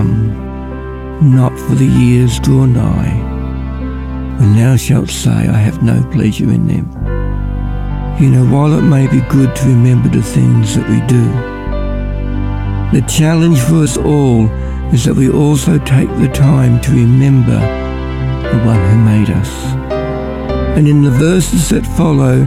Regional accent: Ballarat, Victoria, Australia; I'm from Ballarat

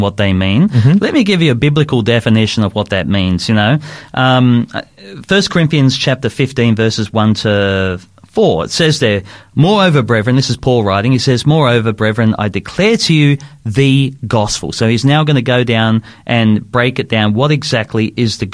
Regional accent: Sydney, New South Wales, Australia; I was growing up in Sydney

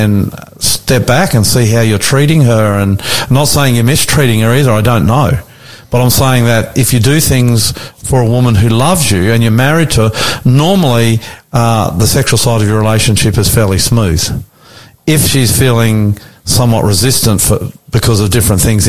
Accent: Australia; us two Aussie bogans

